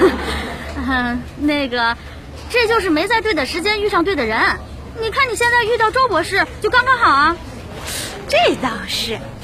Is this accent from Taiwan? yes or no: no; Yunnan, China; 我是在云南长大的，可是我奶奶是唐山人从小都是奶奶带着我